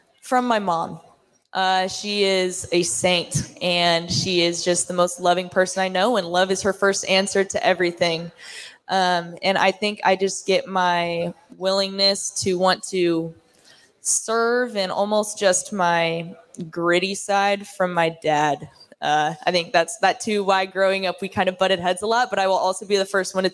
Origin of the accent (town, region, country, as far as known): Nebraska, United States; born or raised there; moved away as an adult; also born or lived in Oklahoma